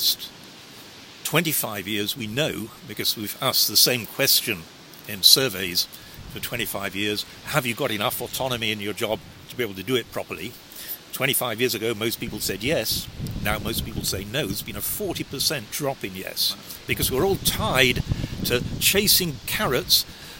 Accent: Sheffield, Yorkshire and the Humber, United Kingdom; moved away as an adult; if you're a well-educated provincial kid, as I was from Sheffield

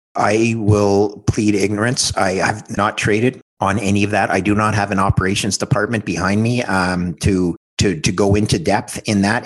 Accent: Montreal, Quebec, Canada; my hometown in Montreal

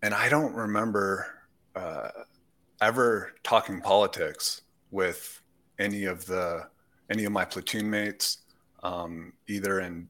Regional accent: Sonoma, California, United States; moved away as an adult; also born or lived in St. Louis, Missouri / Southern Idaho / Paris, France; now in Marseille, France; I grew up mostly with my mother in Northern California

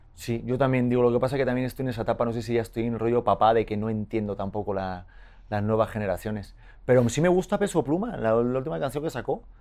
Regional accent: Spain; accent: muy español; now in Mexico; tengo el acento muy español.

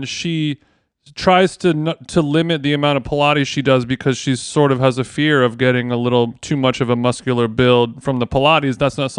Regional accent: Southern California, United States; I grew up in Southern California.

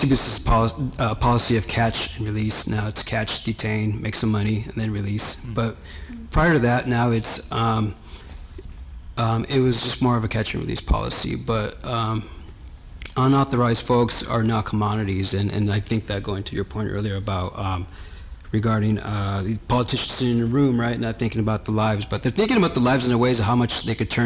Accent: Los Angeles, California, United States; I grew up in Los Angeles and my family's also from El Salvador

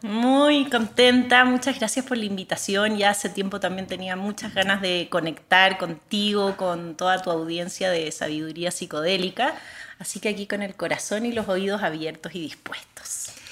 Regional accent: Chile; moved away as an adult; also born or lived in Bihar, India; Yo nací en Chile y ahí crecí, terminé la escuela

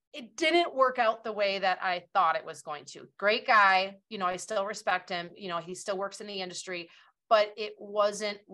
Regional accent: Wisconsin, United States; my hometown here in Wisconsin

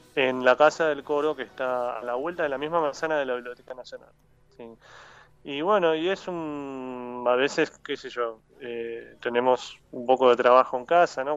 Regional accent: Neuquén, Argentina; moved away as an adult; also born or lived in Tierra del Fuego; now in Buenos Aires, Argentina; soy nacido en Ciudad de Fuego, pero crecí en Neuquén desde los 8 años, así que digo que soy neuquino

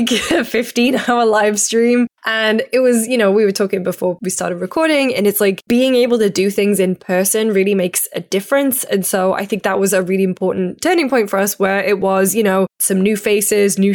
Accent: United Kingdom; I'm British

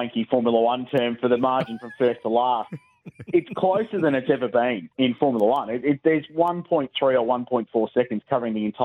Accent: Adelaide, South Australia, Australia; I grew up in Adelaide in the 85 to 95 era

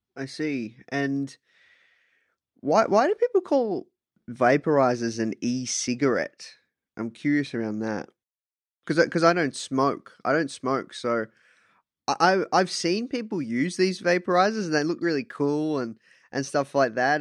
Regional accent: Australia; I'm from Australia

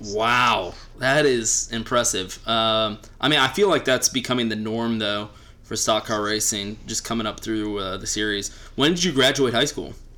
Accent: just outside Austin, Texas, United States; I live in Austin now, and I grew up just outside Austin

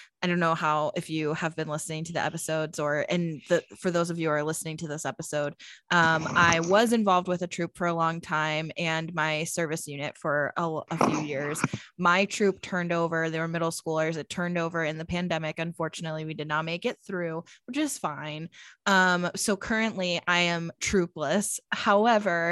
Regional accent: Pennsylvania, United States; now in Phoenix, United States; So I grew up in Pennsylvania, similar like region at least.

